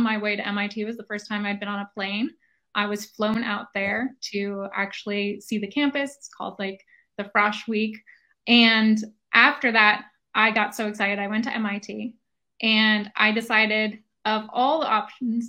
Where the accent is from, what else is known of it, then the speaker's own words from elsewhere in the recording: Woodstock, New York, United States; I grew up in Woodstock, New York.